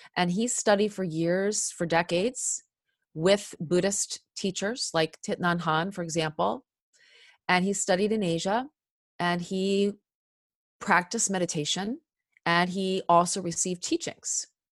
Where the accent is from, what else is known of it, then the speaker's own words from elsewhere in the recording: Cherry Hill, New Jersey, United States; I grew up in Cherry Hill, New Jersey, uh, South Jersey